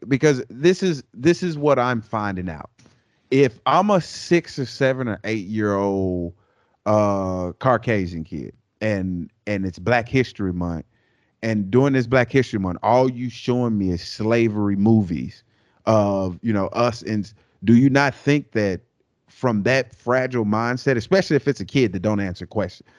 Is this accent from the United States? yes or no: yes; United States; When I say we, I'm talking about Americans